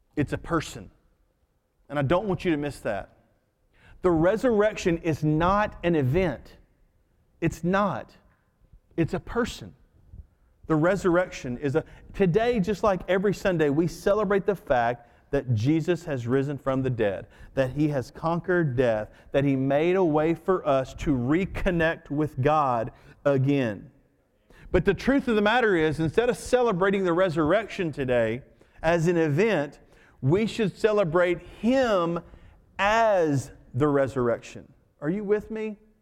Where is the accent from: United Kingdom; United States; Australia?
United States; I'm an American second.